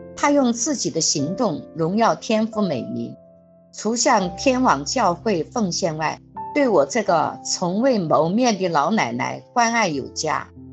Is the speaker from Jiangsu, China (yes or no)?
no; Jiangxi, China; moved away; 我们江西老家